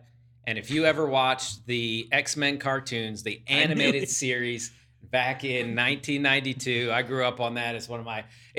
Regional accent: Downingtown, Pennsylvania, United States; my hometown, Downingtown, Pennsylvania

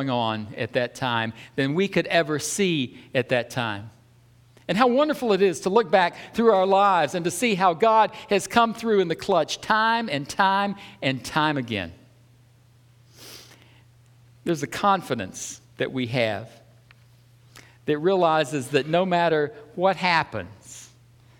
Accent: the South, United States; I'm from the South

